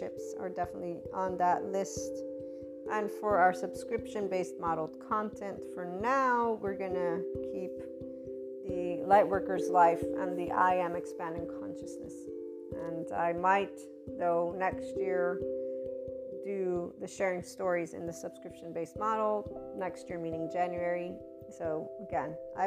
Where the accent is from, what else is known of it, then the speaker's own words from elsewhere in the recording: United States; first language English; also born or lived in Naples, Italy; I'm an American first, in the sense of I was born there. My mother tongue is English